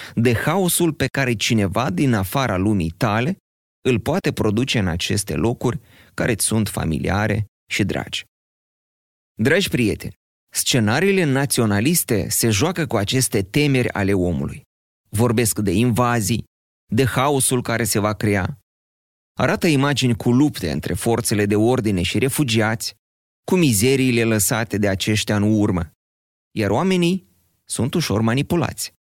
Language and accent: Romanian; Moldova; noi, moldovenii